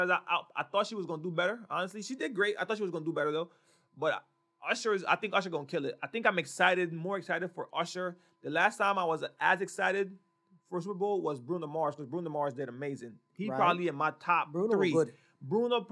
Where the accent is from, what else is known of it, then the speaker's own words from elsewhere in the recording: Honduras; moved away; I grew up in Honduras, for y'all that don't know, we grew up in Honduras